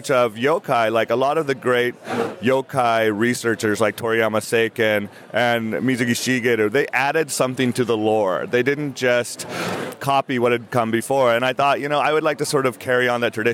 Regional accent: United States; I'm an American writer

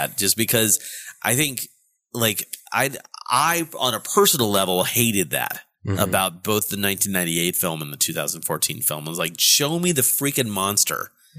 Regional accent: United States; As an American

